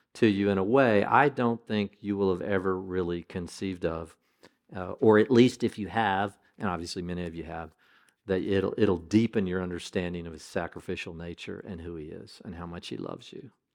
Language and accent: English; United States; as an American